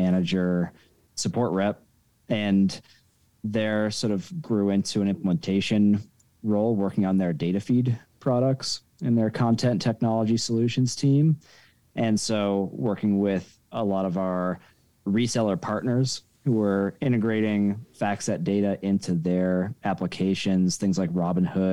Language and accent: English; Denver, Colorado, United States; moved back to my hometown of Denver, Colorado